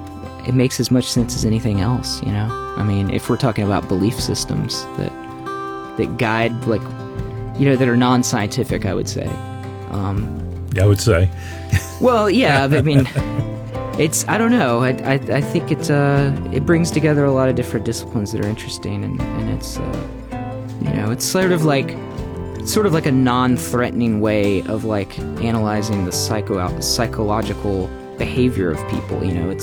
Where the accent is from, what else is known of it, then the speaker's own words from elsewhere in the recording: Nashville, Tennessee, United States; being sort of an Americana country artist too, since I'm from Nashville, so.